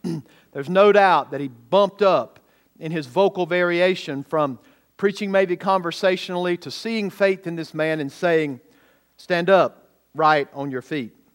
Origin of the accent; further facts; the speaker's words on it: Bowman, Georgia, United States; what I grew up in in Bowman, Georgia, with only about eight hundred people